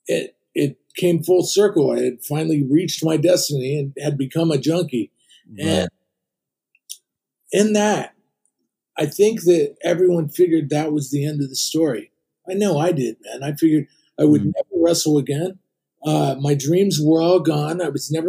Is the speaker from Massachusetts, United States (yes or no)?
no; Ohio, United States; moved away as an adult; now in California, United States; I grew up in Ohio. I came to California when I was 20